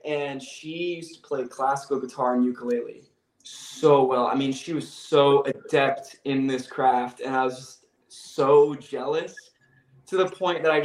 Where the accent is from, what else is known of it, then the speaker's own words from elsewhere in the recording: Sacramento, California, United States; I'm from Sacramento, California originally